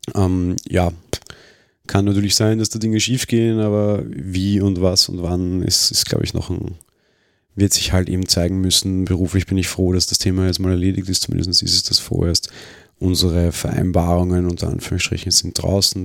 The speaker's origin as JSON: {"language": "German", "country": "Austria", "said": "als Österreicher"}